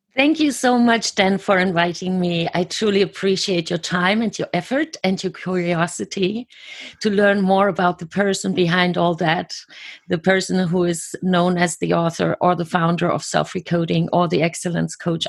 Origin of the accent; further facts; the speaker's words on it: Germany; I was born and raised in Germany.